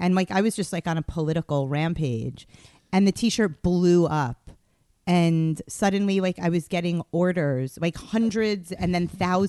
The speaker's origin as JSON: {"language": "English", "town": "New York City", "region": "New York", "country": "United States", "tie": "born or raised there", "also_born_or_lived": "Los Angeles / Tel Aviv", "moved": "yes", "said": "I grew up in Queens."}